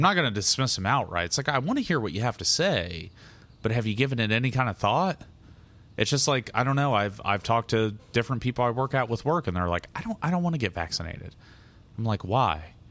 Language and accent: English; United States